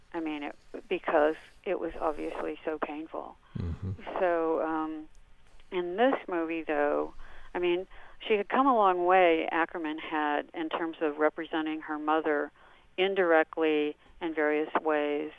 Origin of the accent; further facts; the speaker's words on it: Wisconsin, United States; I'm from Wisconsin